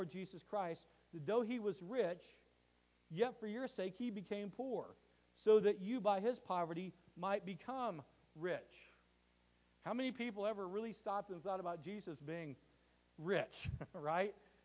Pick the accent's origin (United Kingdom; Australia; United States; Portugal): United States; I look at my life as an American. I live in America. I have an American worldview